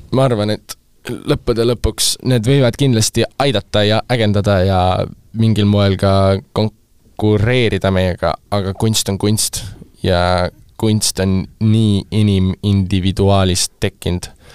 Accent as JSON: {"language": "Estonian", "country": "Estonia", "said": "ma olen äh, Eestist pärit produtsent"}